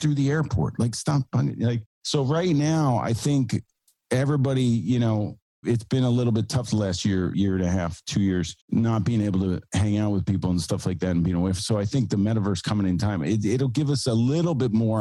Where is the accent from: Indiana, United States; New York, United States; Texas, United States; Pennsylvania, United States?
New York, United States; New York City; I'm from New York City. I have a studio here